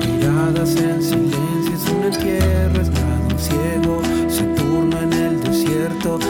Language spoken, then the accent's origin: Spanish; Gualeguaychú, Entre Ríos, Argentina; soy un músico de Gualeguaychú, pueblo grano, de la provincia de Entre Ríos.